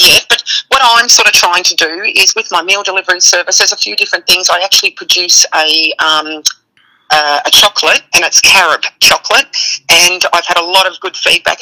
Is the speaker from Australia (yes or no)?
yes; Australia; now in United States; I'm Australian